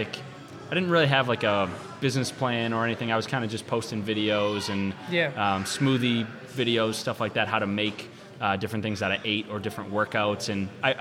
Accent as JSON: {"language": "English", "town": "Lynnfield", "region": "Massachusetts", "country": "United States", "tie": "born or raised there", "said": "I grew up in Linfield, Mass, which is pretty close to here."}